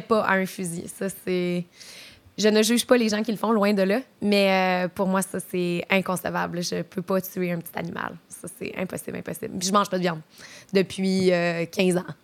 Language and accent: French; Trois-Rivières, Quebec, Canada; also born or lived in Montreal; now in Quebec City, Canada; je viens de Trois-Rivières originellement. Puis euh, j'ai déménagé euh, à Montréal. J'ai habité là pendant un bon petit bout